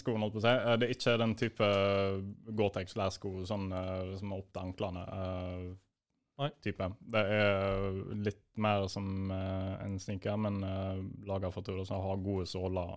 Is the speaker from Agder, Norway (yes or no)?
no; Bergen area, Vestland, Norway; now in Hamar, Norway; jeg bor i Hamar. Og jeg er fra Bergen-området.